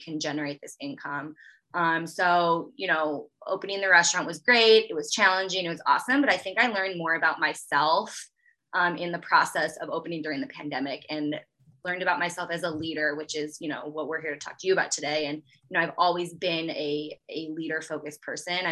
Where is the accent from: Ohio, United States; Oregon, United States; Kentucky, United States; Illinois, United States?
Illinois, United States; Chicago; also born or lived in Missouri / Napa, California; I born and raised in the Chicagoland area